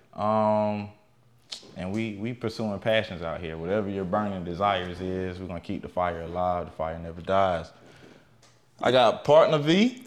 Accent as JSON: {"language": "English", "town": "Macon", "region": "Georgia", "country": "United States", "said": "I'm from Macon too, y'all. Just, yeah, we all from Macon"}